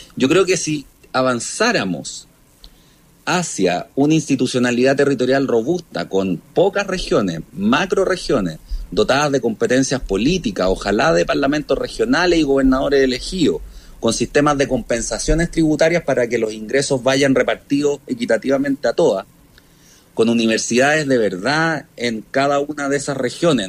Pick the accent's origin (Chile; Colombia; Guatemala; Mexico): Chile; Viña del Mar, Valparaíso; now in Santiago, Chile; yo soy de Viña